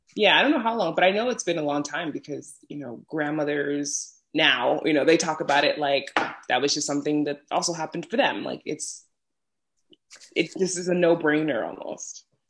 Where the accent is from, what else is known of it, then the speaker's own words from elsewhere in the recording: New York City, New York, United States; moved away as an adult; now in Iceland; I'm from New York City, specifically oh. in Brooklyn, and was born and raised there before moving to Iceland